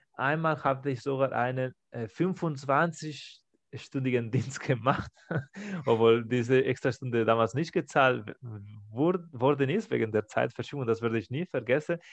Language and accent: German; Barcelona, Catalonia, Spain; German is a second language; now in Stuttgart, Germany; wo ich aufgewachsen bin in Barcelona